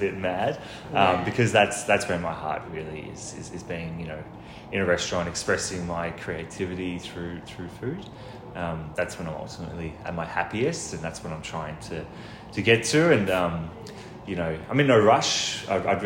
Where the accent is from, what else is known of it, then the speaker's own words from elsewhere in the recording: Melbourne, Victoria, Australia; I was expelled from Elwood, actually, and then I went to this community college for a little while, and then I came back to Elwood to finish my VCE